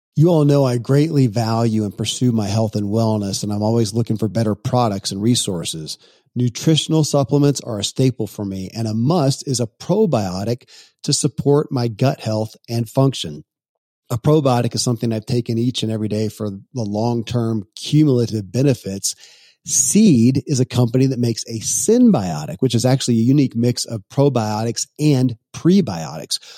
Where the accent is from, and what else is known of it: Kentucky, United States; born or raised there